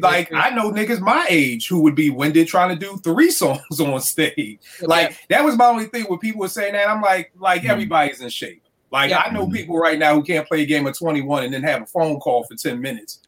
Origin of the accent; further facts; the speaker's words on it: Philadelphia, Pennsylvania, United States; I grew up in Philly.